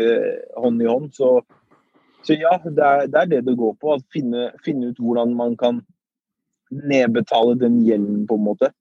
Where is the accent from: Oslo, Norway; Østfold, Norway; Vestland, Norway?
Oslo, Norway; also born or lived in Iraq; Så jeg er oppvokst i Groruddalen. På Furuset